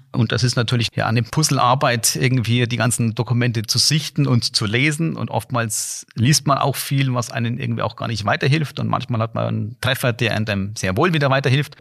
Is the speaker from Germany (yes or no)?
yes; Bamberg, Bavaria, Germany; moved away as an adult; now in Rhine-Main area, Germany; bin in Bamberg aufgewachsen und habe in Bamberg auch studiert